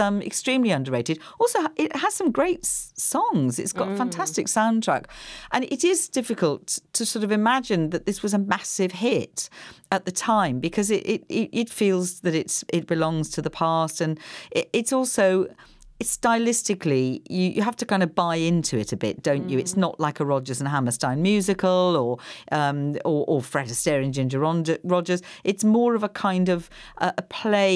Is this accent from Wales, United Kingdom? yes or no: yes; Wales, United Kingdom; moved away; I come from Wales